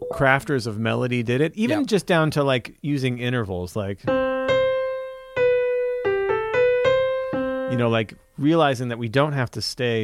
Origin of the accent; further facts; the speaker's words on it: High Ridge, Missouri, United States; I grew up in High Ridge